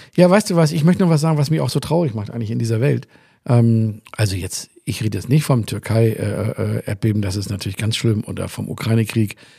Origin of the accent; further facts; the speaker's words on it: Hamburg, Germany; moved away; ursprünglich mal aus Hamburg